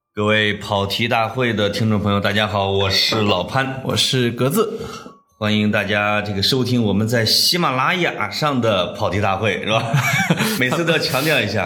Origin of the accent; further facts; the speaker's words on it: Puyang, Henan, China; 我老家濮阳哈，呃，我一直以为我现在住的这一片儿市区是当时春秋的都城，叫地丘